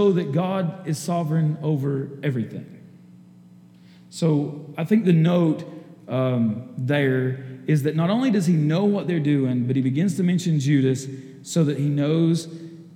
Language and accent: English; Pearl Valley, East Tennessee, United States; moved away; I grew up in Pearl Valley